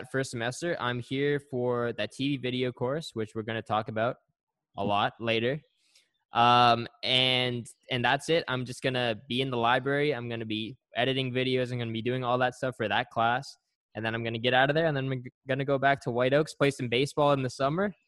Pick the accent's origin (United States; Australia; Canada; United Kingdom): Canada; Oakville, Ontario; I grew up in Oakville. I've been in Oakville my whole life, basically.